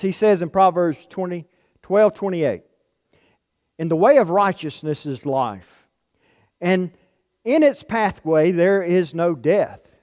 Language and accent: English; Florence County, South Carolina, United States; moved away as an adult; now in Utah, United States; I'm from the eastern part of South Carolina, from Florence County